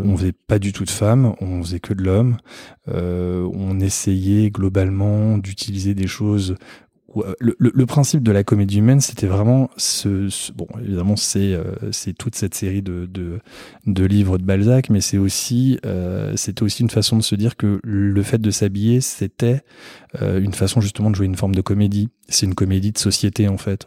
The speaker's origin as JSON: {"language": "French", "town": "Paris", "region": "Île-de-France", "country": "France", "tie": "born or raised there", "also_born_or_lived": "Fontainebleau / Perche", "moved": "yes", "said": "je suis né à Paris, j'ai vécu toute ma vie à Paris."}